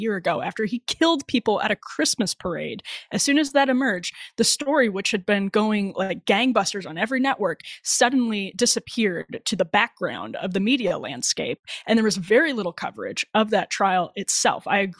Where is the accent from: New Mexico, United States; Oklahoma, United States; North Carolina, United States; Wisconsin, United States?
Wisconsin, United States; Waukesha; So I grew up outside of Waukesha, Wisconsin.